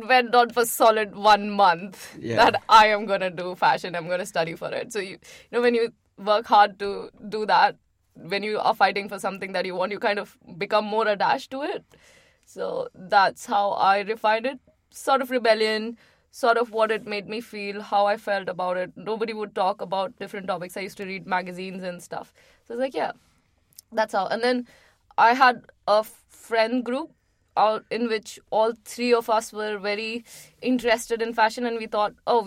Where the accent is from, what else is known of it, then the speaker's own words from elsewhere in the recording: Agra, Uttar Pradesh, India; moved away as an adult; also born or lived in Calcutta, India; now in London, United Kingdom; I am from Agra